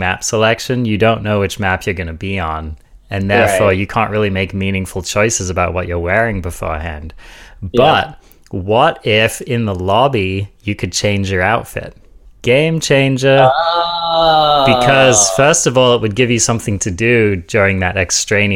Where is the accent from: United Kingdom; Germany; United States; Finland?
United Kingdom; I'm British